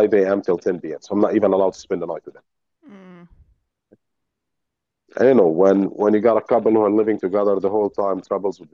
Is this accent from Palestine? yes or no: yes; Bethlehem, West Bank, Palestine; I was born in Bethlehem. But I live nearby because of my status